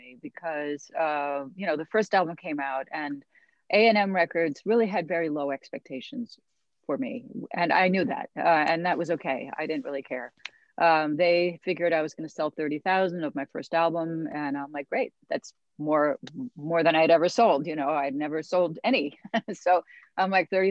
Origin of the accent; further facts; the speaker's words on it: New York City, New York, United States; also born or lived in Santa Monica, California; I'm from New York. I grew up in like very mixed culture neighborhoods